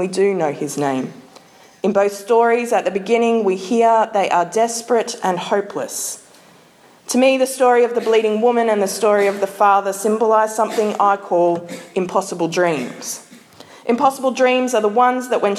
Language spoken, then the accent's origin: English; Queensland, Australia; as a Queenslander